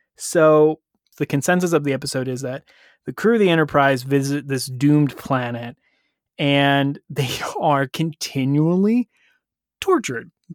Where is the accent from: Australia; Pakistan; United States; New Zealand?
United States; being an American